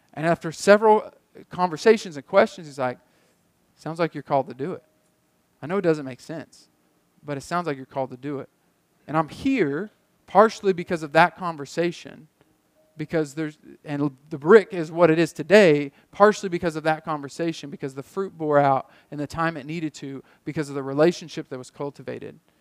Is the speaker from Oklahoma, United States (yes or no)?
yes; Muskogee, Oklahoma, United States; moved away as an adult; I love my hometown. I love this town